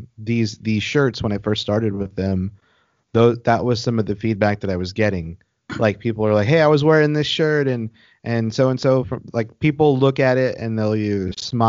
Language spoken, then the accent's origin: English; Corpus Christi, Texas, United States; I'm from Corpus